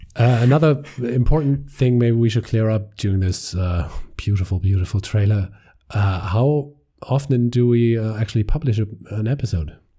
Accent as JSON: {"language": "English", "country": "Germany", "accent": "German", "second_language": "English", "said": "We're two guys from Germany"}